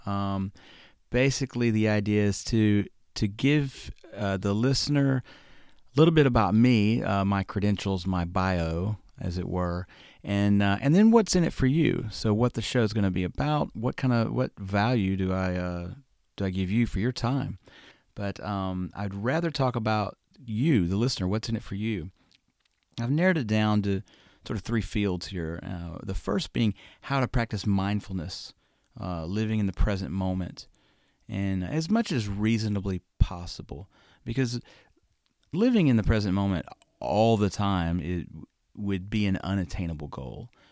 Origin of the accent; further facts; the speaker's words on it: Birmingham, Alabama, United States; also born or lived in Florida / Syracuse, New York; I was born and raised in Birmingham, Alabama. You'll probably hear my accent come out from time to time